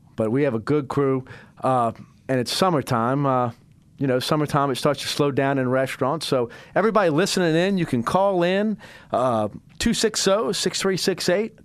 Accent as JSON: {"language": "English", "town": "Biloxi", "region": "Mississippi", "country": "United States", "moved": "yes", "lives_now": "New Orleans, United States", "said": "I'd say I'm from New Orleans, but I'm really from Biloxi, Mississippi."}